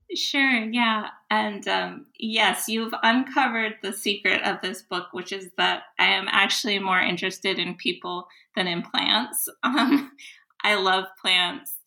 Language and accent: English; United States; as an American